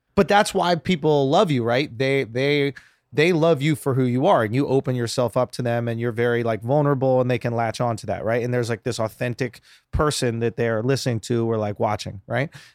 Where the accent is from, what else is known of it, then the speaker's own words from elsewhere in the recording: New York, United States; I grew up in it. Like, I'm from New